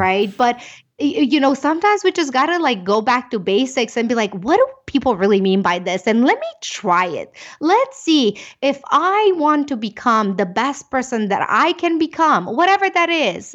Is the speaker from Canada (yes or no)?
no; Romania; English is a second language; moved away as an adult; now in United States; I am from Romania. You can probably catch a little bit of the accent.